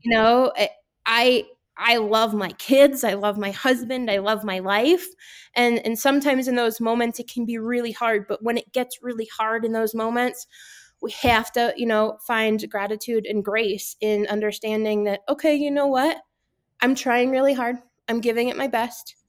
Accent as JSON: {"language": "English", "region": "Connecticut", "country": "United States", "tie": "born or raised there", "moved": "yes", "lives_now": "Gunnison, United States", "said": "I grew up in Connecticut, um, kind of halfway between New York City and Boston."}